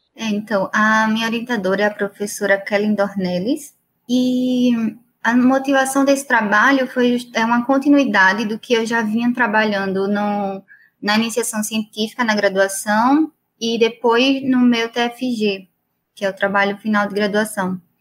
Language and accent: Portuguese; Maceió, Alagoas, Brazil; moved away; also born or lived in Brasília / São Paulo; eu sou de Maceió